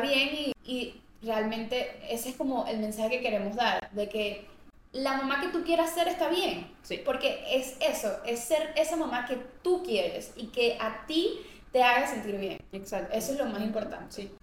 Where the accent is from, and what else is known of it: Colombia; moved away